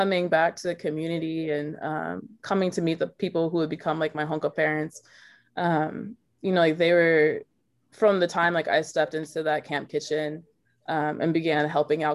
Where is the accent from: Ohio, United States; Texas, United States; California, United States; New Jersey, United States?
Texas, United States; Dallas; I grew up in Dallas, Texas, with two parents that are white